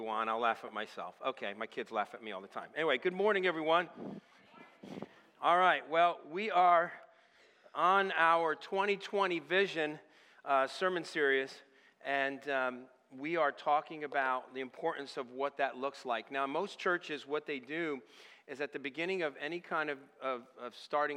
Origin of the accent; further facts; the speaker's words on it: Northeast, New England, United States; moved away as an adult; I'm originally from the Northeast area and up even in the New England area